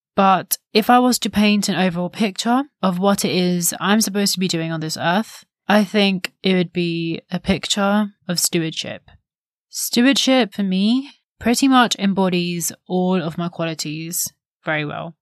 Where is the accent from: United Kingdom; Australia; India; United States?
India; As an Indian daughter, the eldest daughter of the house